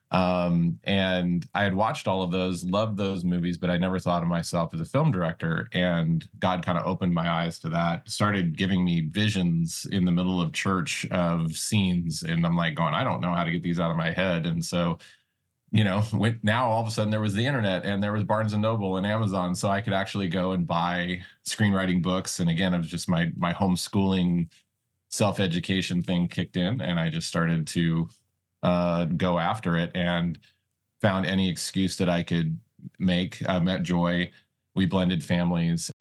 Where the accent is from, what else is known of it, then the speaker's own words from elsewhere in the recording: Montana, United States; also born or lived in Las Vegas, Nevada; I was born in Vegas, but then my mom and dad moved us out to, you know, Montana, uh, when Vegas started getting crazy back in the late eighties